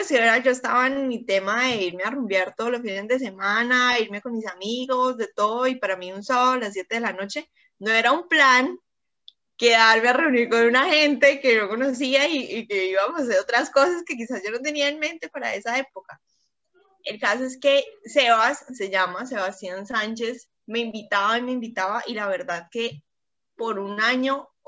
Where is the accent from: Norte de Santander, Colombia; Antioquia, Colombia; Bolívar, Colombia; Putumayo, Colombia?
Norte de Santander, Colombia; Cúcuta; moved away as an adult; now in Bucaramanga, Colombia; yo estaba en Cúcuta, que es mi ciudad natal, ahora vivo en Bucaramanga, que estamos a seis horas